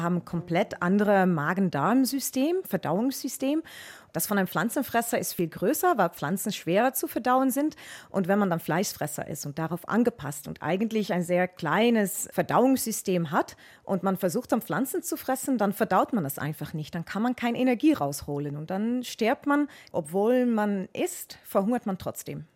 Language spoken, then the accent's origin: German; Netherlands; German is a second language; now in Munich, Germany; Ich bin ursprünglich Niederländerin, aber arbeite jetzt an der Zoologischen Staatssammlung in München